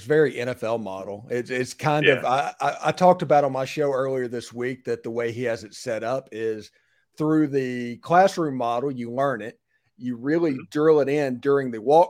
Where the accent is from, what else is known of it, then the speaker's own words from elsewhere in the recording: Florence, Mississippi, United States; I grew up in Florence, Mississippi, just south of Jackson.